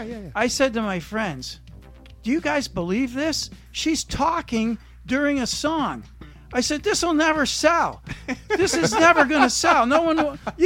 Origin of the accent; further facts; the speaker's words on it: New York, United States; I'm from New York, so, you know, I knew all of that.